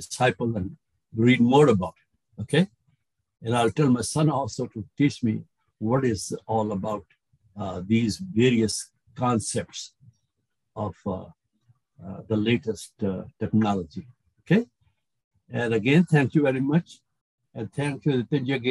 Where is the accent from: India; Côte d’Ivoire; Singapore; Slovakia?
India; moved away; I grew up in India